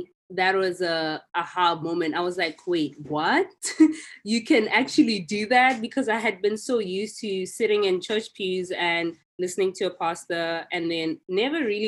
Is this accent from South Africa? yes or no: yes; South Africa; growing up in South Africa